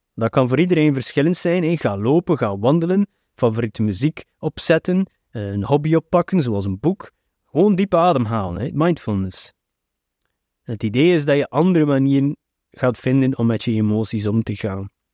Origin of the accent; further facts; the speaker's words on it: Flanders, Belgium; Bij ons in de Belgische cultuur, en de Vlaamse cultuur